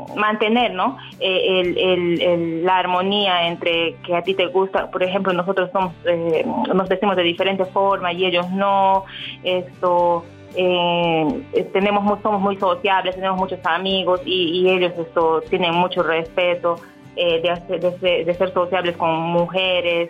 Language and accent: Spanish; Peru; moved away as an adult; now in Dubai, United Arab Emirates; regresé a mi país, regresé a Perú